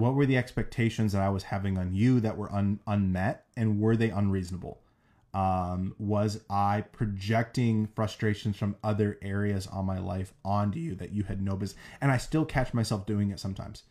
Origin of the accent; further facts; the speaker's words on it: South Dakota, United States; now in Boise, United States; growing up in South Dakota